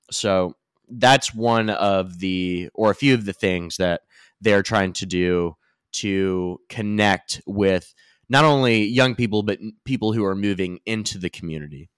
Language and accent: English; Pendleton County, Kentucky, United States; I'm from Rural County for everyone out there, famously from Pendleton County